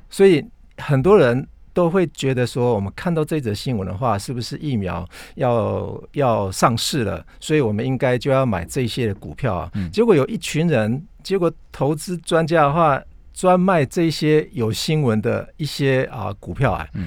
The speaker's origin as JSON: {"language": "Chinese", "country": "Taiwan", "said": "我想如果我们台湾人自己要拿台湾公司的资料的话"}